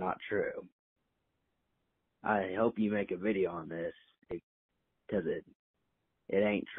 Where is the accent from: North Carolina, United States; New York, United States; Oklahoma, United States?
Oklahoma, United States; I'm from Oklahoma.